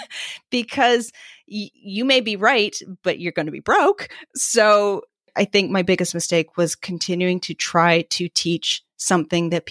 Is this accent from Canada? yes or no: yes; Vancouver, British Columbia, Canada; also born or lived in East Coast of Canada; now in East Coast, Canada; so I live on the East Coast of Canada now. I'm from the West Coast. My family is still there